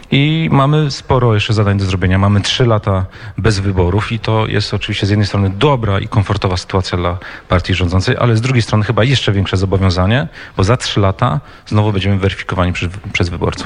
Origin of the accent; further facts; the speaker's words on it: Olsztyn, Warmian-Masurian Voivodeship, Poland; mojego rodzinnego miasta Olsztyna